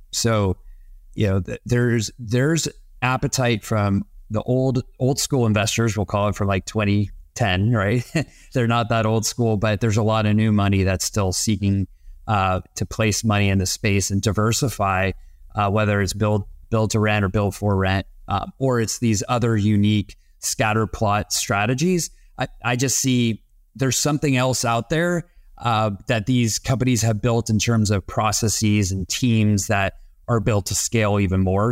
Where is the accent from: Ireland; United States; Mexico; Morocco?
United States; Texas; moved away; also born or lived in East Coast; having been born and raised in Texas and school and on the East Coast